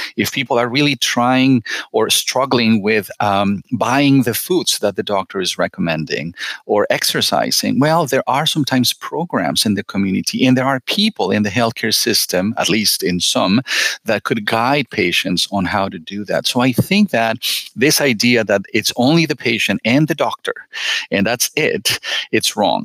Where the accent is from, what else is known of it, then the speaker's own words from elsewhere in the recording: Mexico; moved away; I'm originally from Mexico